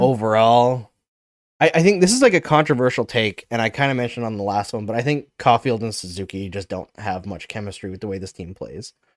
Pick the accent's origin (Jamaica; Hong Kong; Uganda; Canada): Canada; Saskatchewan; I'm from Saskatchewan, where I was born